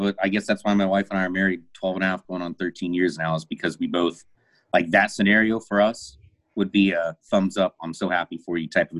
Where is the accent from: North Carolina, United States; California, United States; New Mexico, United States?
New Mexico, United States; Albuquerque; now in Dallas, United States; No, I'm in Dallas. I grew up in Albuquerque, though.